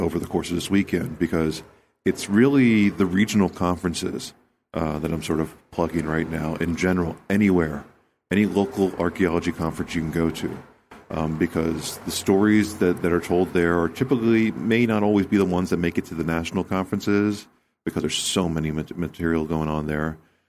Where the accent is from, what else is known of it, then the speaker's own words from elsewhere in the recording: United States; It's where I grew up. I grew up just outside of Washington, D.C. I spent most of my life in this area.